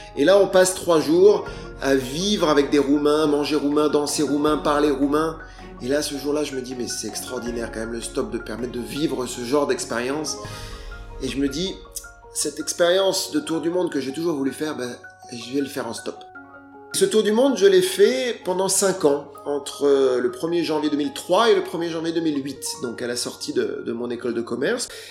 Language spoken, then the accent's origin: French; France; je suis français